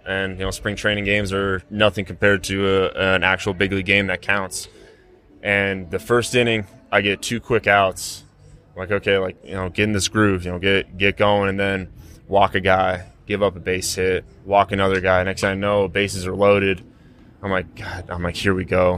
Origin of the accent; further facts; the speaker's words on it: Denver, Colorado, United States; drafted by my hometown team in the first round with their first pick, come through their system in somewhat of a quick fashion and get to do the things that I've been able to do being from this city that I grew up